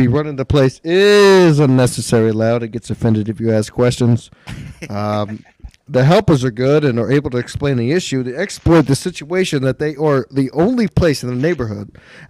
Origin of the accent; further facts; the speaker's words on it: Texas, United States; I'm from Texas.